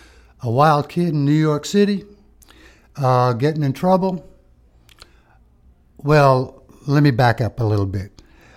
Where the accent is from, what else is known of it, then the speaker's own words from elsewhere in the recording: Malta; moved away; Being we're immigrants from Malta, and we wanted to do the right thing.